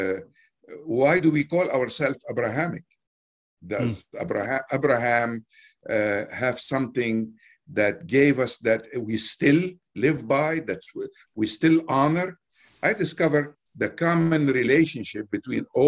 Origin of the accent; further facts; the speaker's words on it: Beirut, Beirut Governorate, Lebanon; also born or lived in Jeddah, Saudi Arabia; now in United States; born in Beirut, Lebanon, came to the United States in 1969.